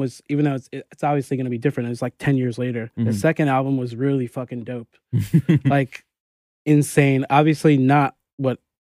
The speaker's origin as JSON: {"language": "English", "region": "New York", "country": "United States", "tie": "born or raised there", "said": "I grew up in New York"}